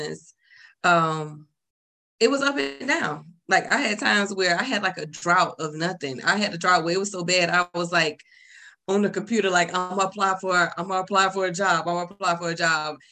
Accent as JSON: {"language": "English", "region": "the South", "country": "United States", "tie": "born or raised there", "also_born_or_lived": "California", "said": "I'm a down south girl"}